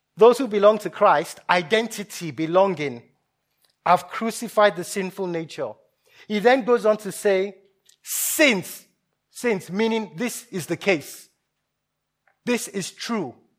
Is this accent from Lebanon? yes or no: no; Nigeria; moved away; I grew up in Nigeria, partly.